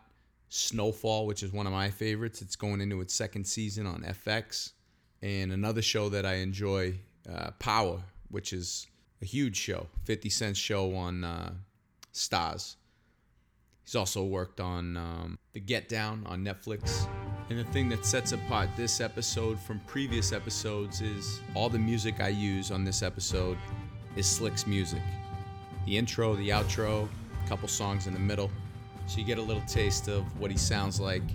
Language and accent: English; Beverly, Massachusetts, United States; my hometown, Beverly, Massachusetts